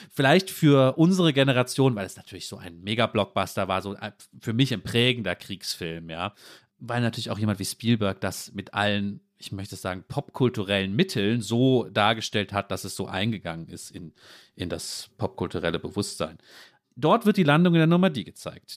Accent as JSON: {"language": "German", "country": "Germany", "said": "wir natürlich vielleicht auch als Deutsche"}